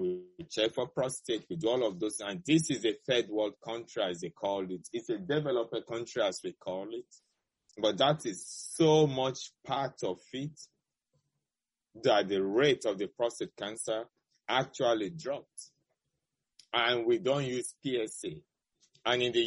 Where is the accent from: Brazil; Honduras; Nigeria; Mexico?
Nigeria; moved away as an adult; now in United States; my home country, Nigeria, which I'm very proud of where I went to medical school